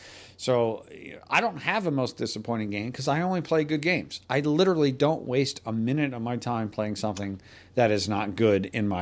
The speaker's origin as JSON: {"language": "English", "region": "New Jersey", "country": "United States", "said": "New Jersey. I'm from New Jersey."}